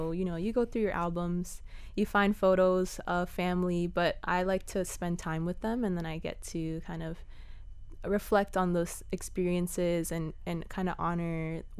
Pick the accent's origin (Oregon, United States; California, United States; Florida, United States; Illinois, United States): Florida, United States; Cutler Bay; So I grew up in near Cutler Bay, near Goulds area